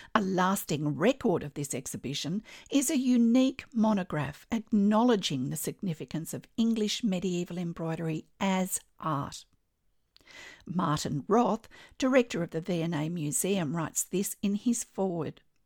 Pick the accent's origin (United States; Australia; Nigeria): Australia; I'm an Australian textile artist